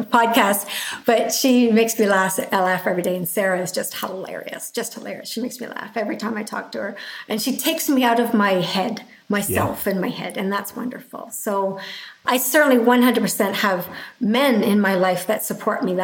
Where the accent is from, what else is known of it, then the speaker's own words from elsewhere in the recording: Canada; being Canadian